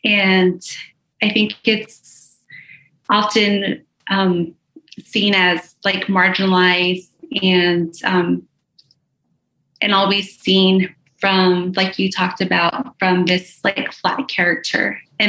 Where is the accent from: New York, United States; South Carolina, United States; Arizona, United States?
Arizona, United States; now in Kansas City, United States; I'm from the Navajo reservation from Arizona.